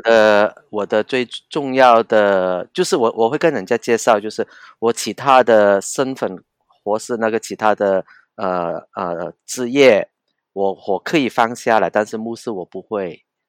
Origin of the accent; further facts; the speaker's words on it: Hong Kong; Chinese is a second language; 我是，呃，在香港。我是在香港成长的人